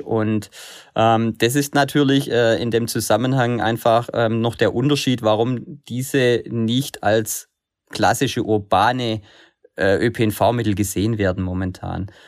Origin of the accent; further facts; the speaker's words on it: Germany; also born or lived in Stuttgart; bei uns in Deutschland